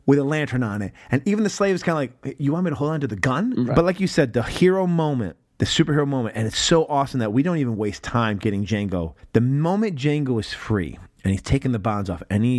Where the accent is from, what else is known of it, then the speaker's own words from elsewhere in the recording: New York, United States; I was born here in New York State.